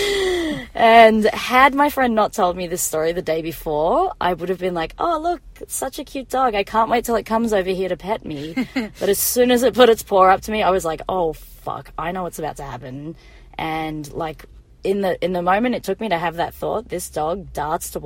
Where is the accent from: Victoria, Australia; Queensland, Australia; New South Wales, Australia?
Victoria, Australia; Melbourne; I am from Australia, it is true. Born and bred Melbourne.